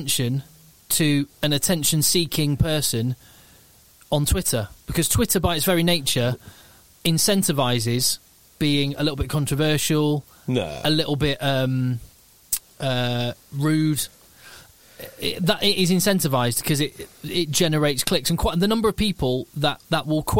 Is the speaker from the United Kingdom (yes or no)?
yes; England, United Kingdom; as an Englishman